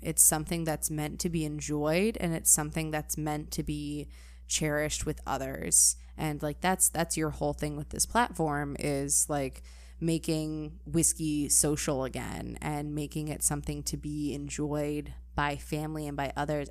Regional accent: Midwest, United States; growing up in the Midwest

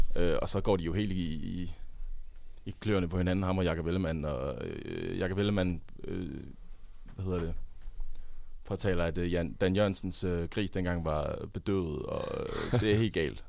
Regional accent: Funen, Southern Denmark, Denmark; moved away; also born or lived in Odense; på Fyn, hvor jeg kommer fra

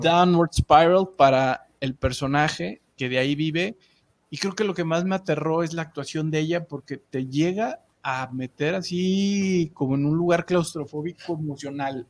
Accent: Mexico City, Mexico; yo que soy de CDMX, pues del DF, yo, todavía le digo el DF

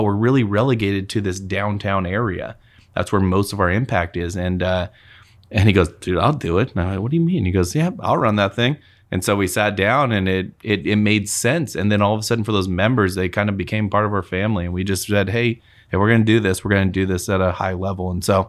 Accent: Moses Lake, Washington, United States; moved away as an adult; now in Spokane, United States; we're from Moses.

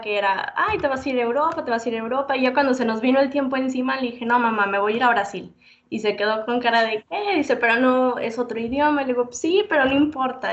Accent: Mexico; De México.

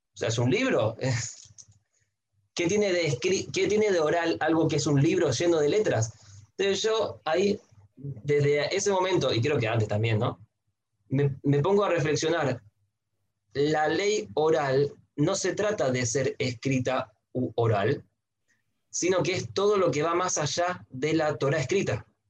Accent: Santiago, Santiago Metropolitan Region, Chile; moved away as an adult; also born or lived in Buenos Aires, Argentina; nací en Chile, en Santiago, de una familia mazortí

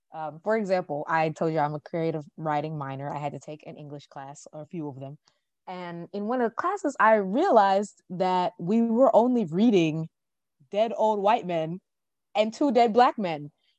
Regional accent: Jamaica; hey, there's this Jamaican author, because I'm Jamaican.

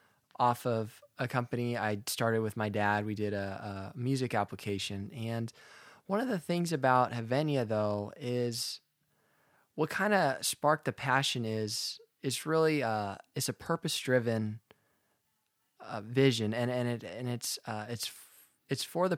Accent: Alamo, California, United States; I'm from the East Bay of San Francisco. I grew up in a town called Alamo, and one of my hobbies growing up, I was a golfer.

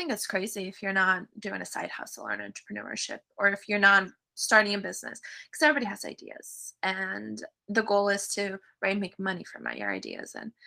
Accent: California, United States; moved away as an adult; also born or lived in Russia; now in Tampa, United States; When I was 7, my mom immigrated to the U.S., to California. So I grew up in California and we traveled all over

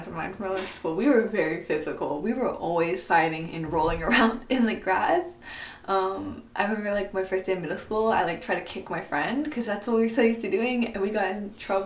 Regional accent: San Diego, California, United States; also born or lived in Oahu, Hawaii; I was born in Hawaii, on the island of Oahu. But I was raised in San Diego, California

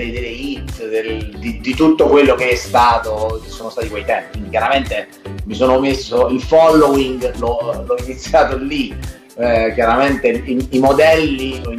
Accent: Lanciano, Abruzzo, Italy; moved away as an adult; sono emigrato a sud da, da Lanciano, sono venuto giù a Pasto, adesso vivo a Pasto con, eh, con, con prole per moglie e figlio, il trasferimento è stato dovuto alla, al mio matrimonio pastese.

